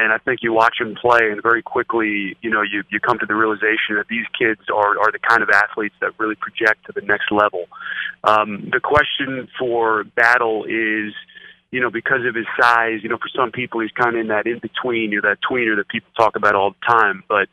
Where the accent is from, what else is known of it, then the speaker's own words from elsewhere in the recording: Northeast, United States; I grew up in the Northeast